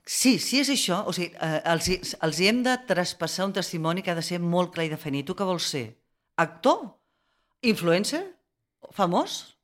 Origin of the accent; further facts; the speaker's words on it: Barcelona, Catalonia, Spain; jo com a barcelonina